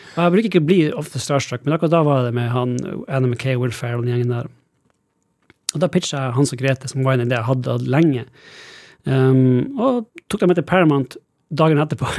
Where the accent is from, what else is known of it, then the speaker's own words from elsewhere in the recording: Alta, Finnmark, Norway; moved away as an adult; now in Los Angeles, United States; jeg vokste opp i Norge og Alta